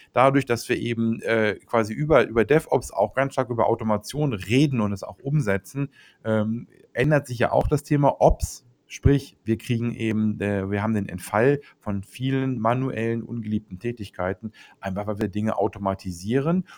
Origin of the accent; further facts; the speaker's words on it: Germany; bei uns in Deutschland